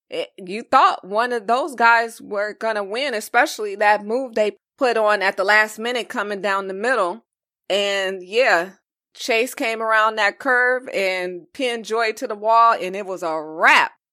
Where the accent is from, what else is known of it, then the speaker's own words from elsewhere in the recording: Los Angeles, California, United States; I'm from Los Angeles, I lived through the Rodney King riots in ninety-two.